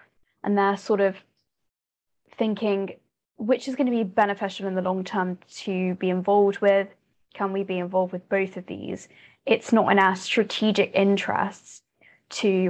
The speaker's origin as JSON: {"language": "English", "country": "United Kingdom", "said": "I'm a British person"}